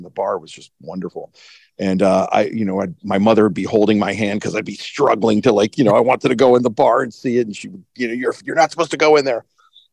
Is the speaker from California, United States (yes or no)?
no; Miami, Florida, United States; moved away; I'm from Miami, Florida.